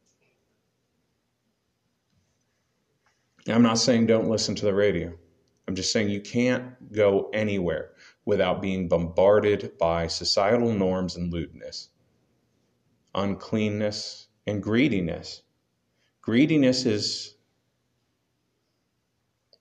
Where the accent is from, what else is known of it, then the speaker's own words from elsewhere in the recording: United States; We just happen to be Americans